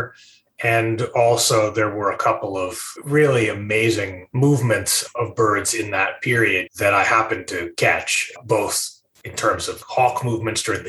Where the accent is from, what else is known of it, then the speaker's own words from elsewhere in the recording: Rye, New York, United States; I grew up just outside of New York City, Rye, New York, a rather green suburb